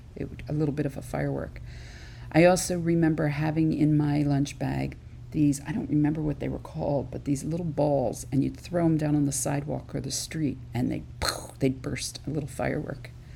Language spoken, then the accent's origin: English; Philadelphia area suburbs, Pennsylvania, United States; I grew up outside of the Philadelphia area in the suburbs